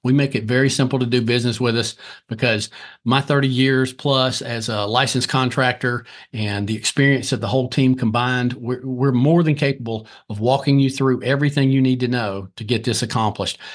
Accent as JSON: {"language": "English", "town": "Lancaster", "region": "South Carolina", "country": "United States", "said": "originally, I'm from Lancaster, South Carolina"}